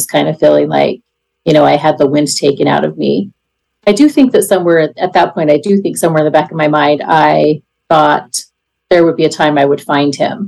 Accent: Idaho, United States; I am 54 years old and I'm from Idaho.

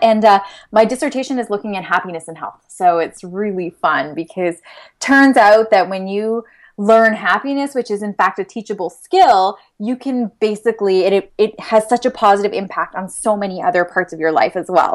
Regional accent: London, Ontario, Canada; I was born and raised here in London

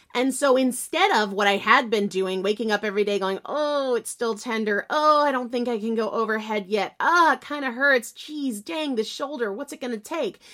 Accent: New Hampshire, United States; now in Massachusetts, United States; I'm from New Hampshire, though I live in Massachusetts now

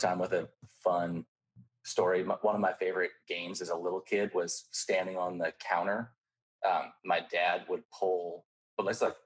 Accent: Ohio, United States; I'm from Ohio. I grew up like in what I think of as the rural suburbs

